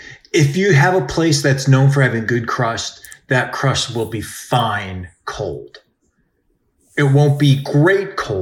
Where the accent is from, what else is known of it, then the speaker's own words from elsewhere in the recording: New York, United States; And just as a New Yorker, I'm wondering what you think of this, especially because you've never seen this.